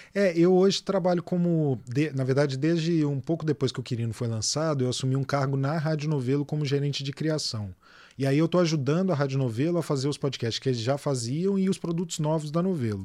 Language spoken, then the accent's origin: Portuguese; Belo Horizonte, Minas Gerais, Brazil; moved away as an adult; now in Rio de Janeiro, Brazil; fui criado em BH, cresci em BH, me formei lá